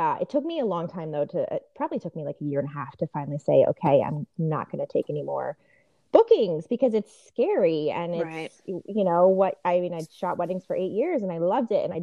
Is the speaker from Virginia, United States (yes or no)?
yes; Richmond, Virginia, United States; also born or lived in Washington, District of Columbia, United States; now in Northern Virginia, United States; I'm from Richmond originally, so it was nice to get back to Virginia